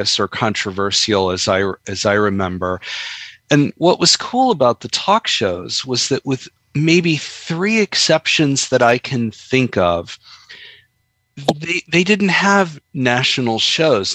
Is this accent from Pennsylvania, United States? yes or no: yes; Philadelphia, Pennsylvania, United States; I grew up in Philadelphia as a kid in the 1970s